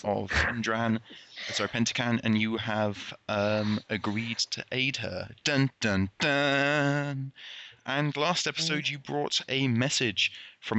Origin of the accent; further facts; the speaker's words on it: United Kingdom; I'm British